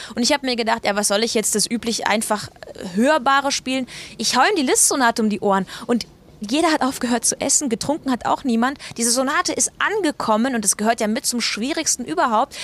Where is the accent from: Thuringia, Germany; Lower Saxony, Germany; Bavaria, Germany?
Bavaria, Germany; Eying; also born or lived in Munich; Ich bin ja in Eying groß geworden, in München in die Schule gegangen